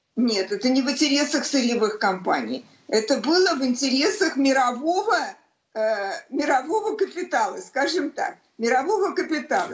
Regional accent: Saint Petersburg, Russia; как у всех коренных ленинградцев, естественно, у меня дед погиб в блокаду Ленинграда

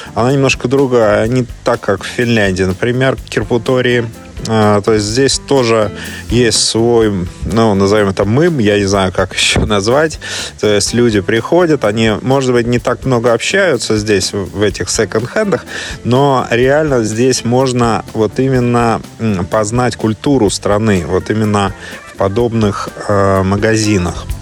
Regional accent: Saint Petersburg, Russia; now in Melbourne, Australia; сам-то я родом из Петербурга

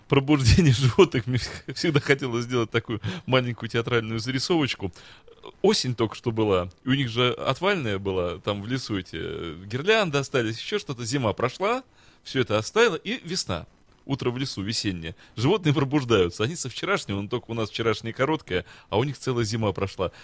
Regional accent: Saint Petersburg, Russia; я настоящий петербуржец

